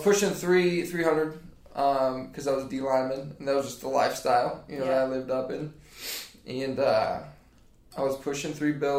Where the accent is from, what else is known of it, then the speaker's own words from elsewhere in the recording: Lowell, Indiana, United States; moved away as an adult; now in Mount Pleasant, United States; Lowell, Indiana